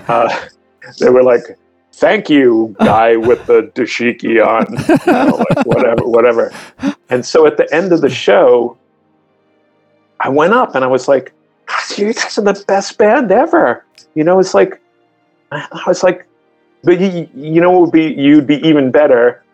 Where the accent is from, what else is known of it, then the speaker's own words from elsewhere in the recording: Long Island, New York, United States; I grew up in Long Island